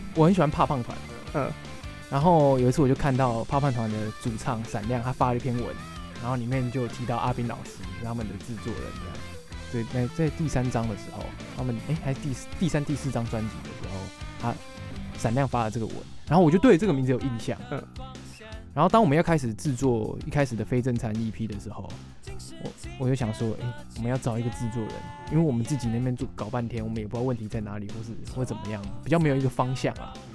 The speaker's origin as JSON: {"language": "Chinese", "town": "Hsinchu", "country": "Taiwan", "also_born_or_lived": "Tainan", "moved": "as an adult", "said": "我是新竹人"}